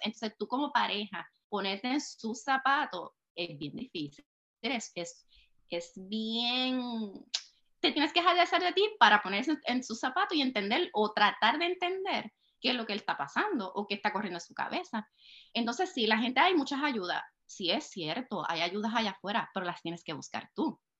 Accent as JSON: {"language": "Spanish", "country": "Puerto Rico", "tie": "born or raised there", "moved": "as an adult", "lives_now": "Texas, United States", "said": "soy puertorriqueña, nacida y criada en Puerto Rico"}